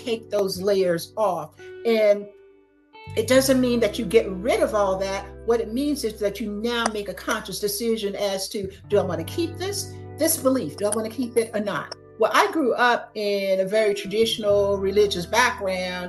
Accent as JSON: {"language": "English", "town": "Gainesville", "region": "Florida", "country": "United States", "tie": "born or raised there", "also_born_or_lived": "Tallahassee, Florida", "moved": "as an adult", "lives_now": "Atlanta, United States", "said": "I grew up in Gainesville, Florida."}